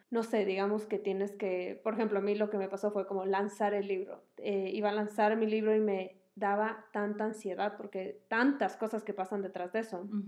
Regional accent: Quito, Pichincha, Ecuador; moved away as an adult; now in Miami, United States; yo eh, vivo en Miami y yo soy ecuatoriana, viví aquí hasta los 21 años

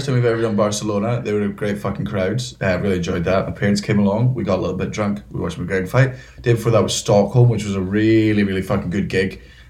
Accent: United Kingdom; I'm British and that's how this works.

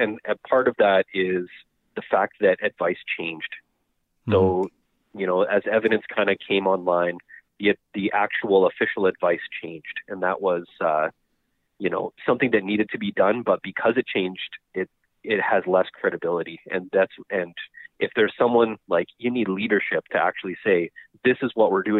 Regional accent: Winnipeg, Manitoba, Canada; also born or lived in Bagotville, Quebec / Rivers, Manitoba / Verdon, Manitoba; And I grew up in Verdon, spent summers there with my grandparents often, and we moved to Winnipeg when I was in grade 2. Okay. And lived here ever since.

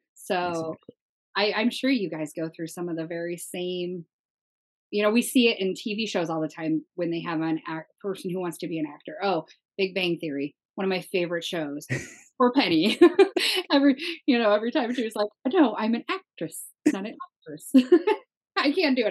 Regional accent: Minnesota, United States; I come from a very Christian Midwest family, right? I'm from Minnesota

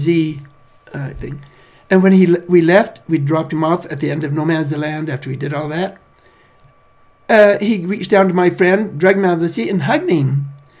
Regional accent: United States; being American

